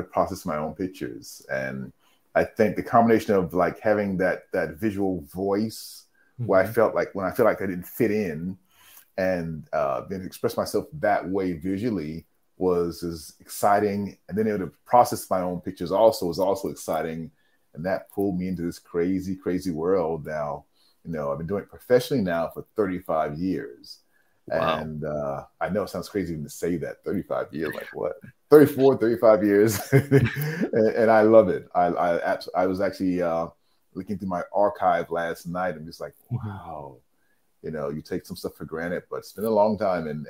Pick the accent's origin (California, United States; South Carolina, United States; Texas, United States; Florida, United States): South Carolina, United States; Columbia; also born or lived in New York City, United States; now in Tokyo, Japan; I was born in New York City. And then at the age of seven, my family moved from New York to the South, to Columbia, South Carolina.